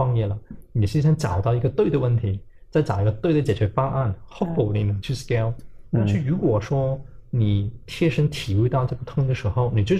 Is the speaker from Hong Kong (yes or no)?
yes; Hong Kong; also born or lived in China; 我说我没有的，我是在嗯国内出生，在香港长大。